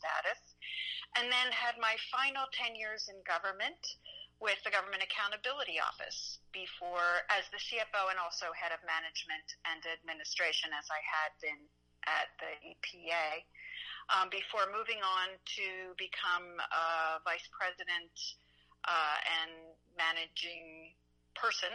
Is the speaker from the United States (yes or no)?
yes; Philadelphia, Pennsylvania, United States; I was born and raised in Philadelphia